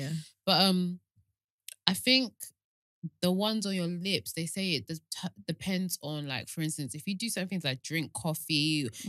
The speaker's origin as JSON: {"language": "English", "area": "Kent", "region": "South East England", "country": "United Kingdom", "said": "I'm from Kent"}